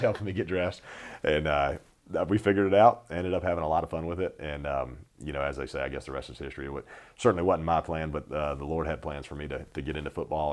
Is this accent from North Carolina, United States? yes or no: yes; North Carolina, United States; I grew up in North Carolina